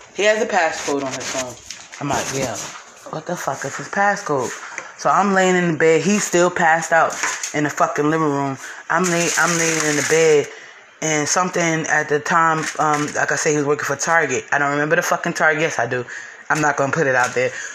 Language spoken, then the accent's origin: English; North New Jersey, United States; moved away as an adult; now in Baltimore, United States; I'm from North New Jersey. I live in Baltimore